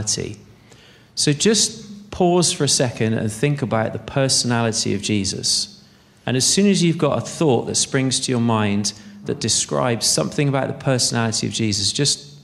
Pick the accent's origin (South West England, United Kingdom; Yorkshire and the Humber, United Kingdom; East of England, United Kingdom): South West England, United Kingdom; Bristol; I'm from Bristol